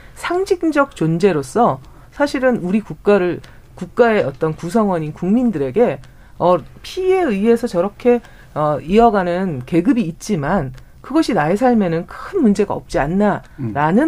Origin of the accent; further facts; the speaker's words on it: South Korea; 저는 어, 대한민국에서 태어난